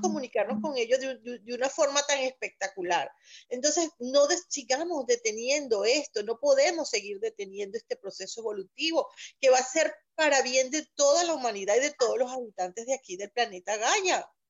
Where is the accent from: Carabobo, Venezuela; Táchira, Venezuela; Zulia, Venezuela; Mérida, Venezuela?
Carabobo, Venezuela; Valencia; moved away as an adult; now in Boca Raton, United States; justo en mi ciudad, mi ciudad natal, Valencia